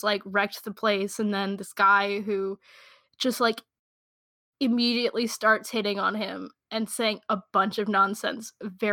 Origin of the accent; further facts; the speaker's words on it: United States; I'm so American.